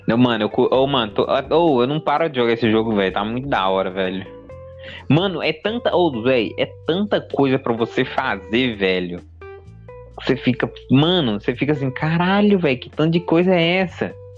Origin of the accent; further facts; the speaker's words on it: Brazil; a gente é brasileiro